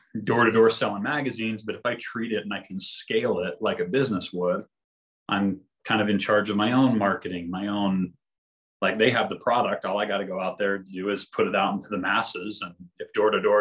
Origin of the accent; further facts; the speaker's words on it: Sandy, Utah, United States; I grew up in Sandy